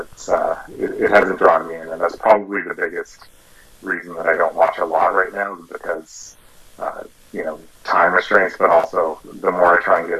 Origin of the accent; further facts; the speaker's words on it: Toronto, Ontario, Canada; I was born and raised in Toronto